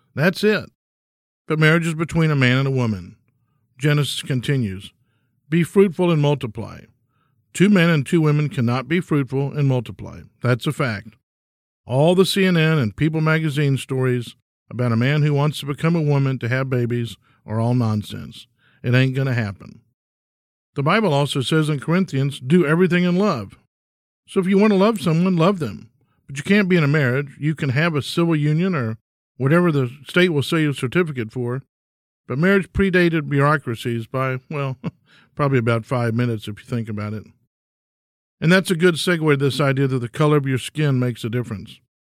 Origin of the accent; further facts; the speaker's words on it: Bellaire, Texas, United States; I grew up in Bel Air, Texas